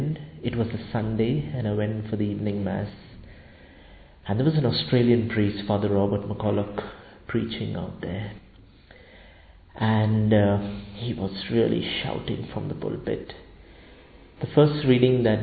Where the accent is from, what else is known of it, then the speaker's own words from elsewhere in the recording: Karachi, Sindh, Pakistan; I'm from the Archdiocese of Karachi in Pakistan